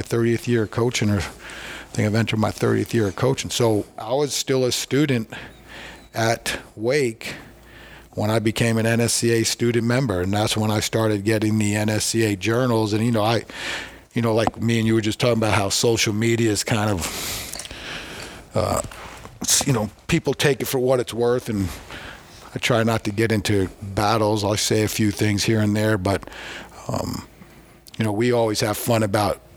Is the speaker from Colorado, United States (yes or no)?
no; Long Island, New York, United States; We're from Long Island